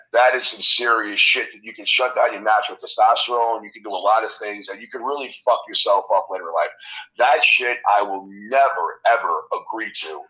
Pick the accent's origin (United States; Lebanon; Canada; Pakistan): United States; New York City, New York; born and raised in Queens, New York